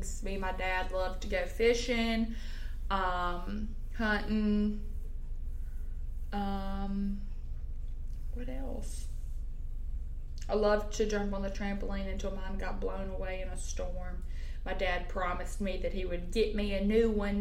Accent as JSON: {"language": "English", "town": "Grenada", "region": "Mississippi", "country": "United States", "said": "I'm from Grenada, Mississippi."}